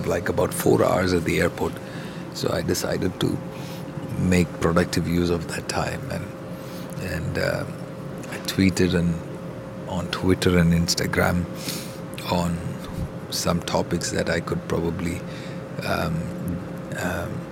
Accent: India; growing up in India

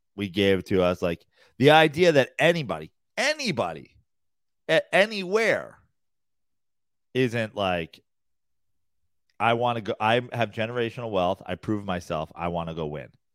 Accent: Katonah, New York, United States; I'm from Katona

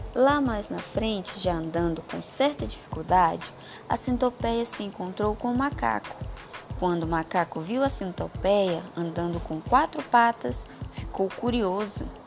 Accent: São Félix do Xingu, Pará, Brazil; sou de São Félix do Xingu, Pará

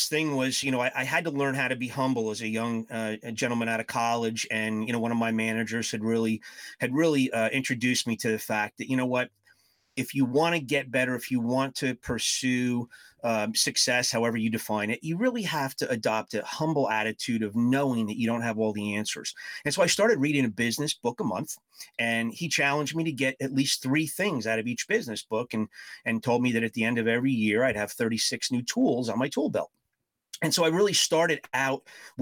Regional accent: New Jersey, United States; moved away as an adult; now in St. Louis, United States; I spent most of my childhood growing up in New Jersey and moved out to the St. Louis area about 20 years ago

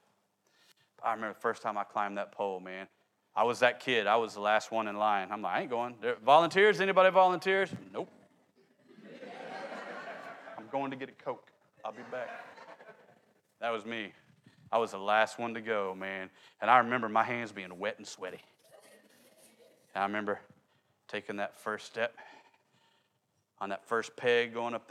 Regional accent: Oklahoma City, Oklahoma, United States; I grew up in Oklahoma City. We don't have tall buildings in Oklahoma City

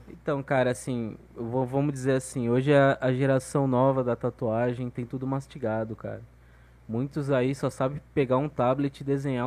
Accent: Guarujá, São Paulo, Brazil; also born or lived in Maceió, Alagoas; eu me criei no litoral, velho, de São Paulo, Guarujá

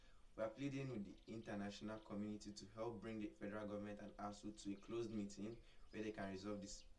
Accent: Nigeria; I'm a Nigerian currently seeking admission into the University of Abuja.

